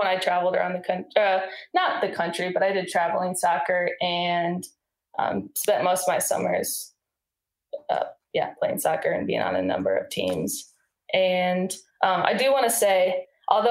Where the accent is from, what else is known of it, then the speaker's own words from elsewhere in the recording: Iowa, United States; I grew up in Iowa, and that's in the middle of the United States